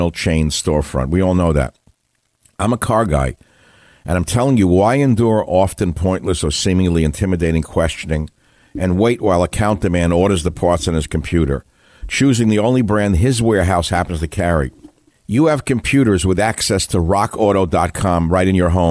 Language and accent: English; New York City, New York, United States; I'm a New Yorker. That's how I was raised. I come from Queens, New York